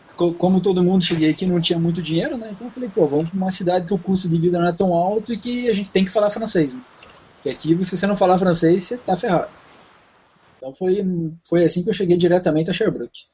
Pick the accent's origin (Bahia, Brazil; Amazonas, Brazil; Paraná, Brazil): Paraná, Brazil; Curitiba; moved away as an adult; now in Canada; eu venho de Curitiba, meu pai tem, teve uma loja de carro durante muitos anos